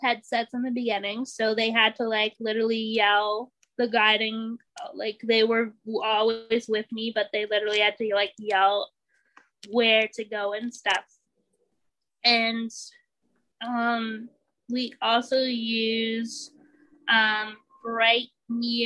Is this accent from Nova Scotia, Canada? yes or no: no; Ontario, Canada; moved away; I went to the school for the blind, and it was a residential school in Ontario, because I'm actually originally from Ontario